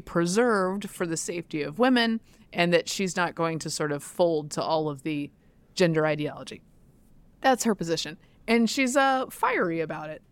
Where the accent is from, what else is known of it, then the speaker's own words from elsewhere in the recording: Durham, North Carolina, United States; I grew up in Durham, North Carolina